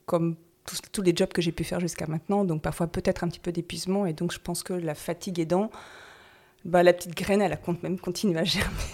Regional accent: Brittany, France; also born or lived in Paris / Toulouse / Germany / Normandy; now in Noirmoutier-en-l'Île, France; je suis bretonne

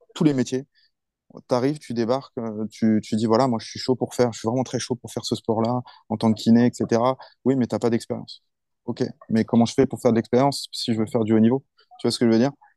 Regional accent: France; moved away as an adult; also born or lived in Paris / Bordeaux; now in China; quand je viens de France

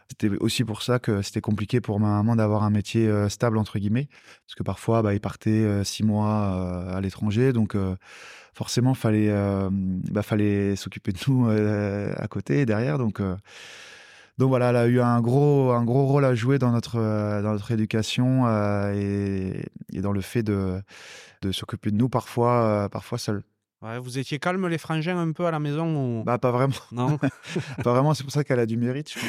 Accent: Strasbourg, Grand Est, France; born there; bah, Je suis né à Strasbourg euh, parce que la famille du côté de ma maman est, alsacienne

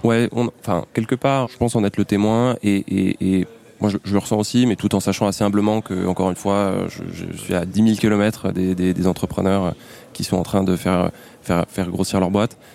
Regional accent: Paris, Île-de-France, France; j'ai grandi à Paris

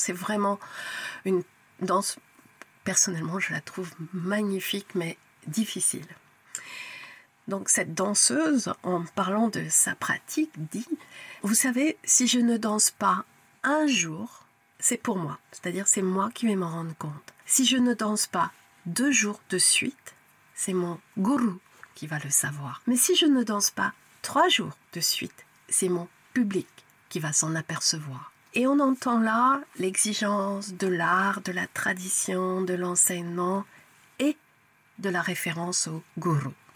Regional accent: France; Je suis française

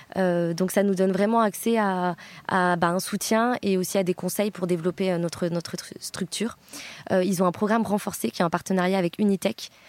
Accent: Bordeaux, Nouvelle-Aquitaine, France; also born or lived in Switzerland / Düsseldorf, Germany / Berlin, Germany; je viens de Bordeaux. J'ai grandi à Bordeaux

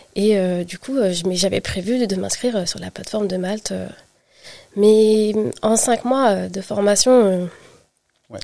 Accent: France; also born or lived in Île-de-France / Brittany; j'ai grandi en Île-de-France, puis en Bretagne, et je suis revenue, euh, en région parisienne

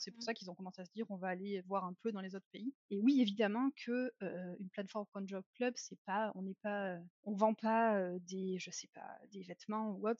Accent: France; now in Germany; je suis française, mais j'habite en Allemagne depuis déjà longtemps

